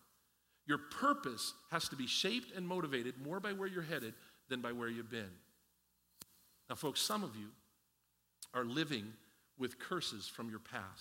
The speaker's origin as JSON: {"language": "English", "region": "Pennsylvania", "country": "United States", "tie": "born or raised there", "said": "I grew up in Pennsylvania, and I was a preacher's kid"}